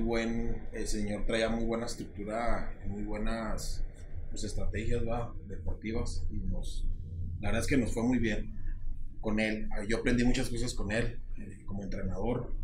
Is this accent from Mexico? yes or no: yes; State of Mexico, Mexico; moved away; also born or lived in Chihuahua / Ciudad Juárez; de donde soy yo, soy nativo del Estado de México